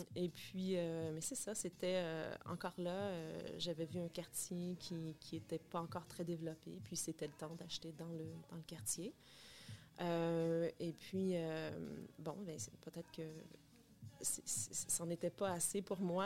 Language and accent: French; Bathurst, New Brunswick, Canada; moved away as an adult; also born or lived in United States; now in Montreal, Canada; Je viens du Nouveau-Brunswick. oui, une petite fille de l'Est bien déterminée. En fait, euh, c'est ça, je suis née au Nouveau-Brunswick, à Bathurst, Nouveau-Brunswick.